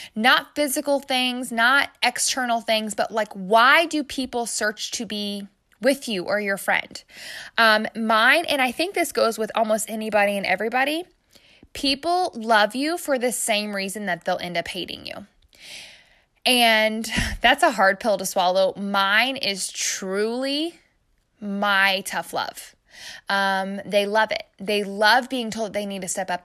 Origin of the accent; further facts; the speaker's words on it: Midwest, United States; I'm obviously from the Midwest because I said O P E.